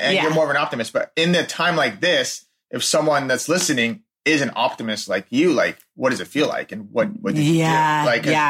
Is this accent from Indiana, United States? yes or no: no; Texas, United States; We're from Texas.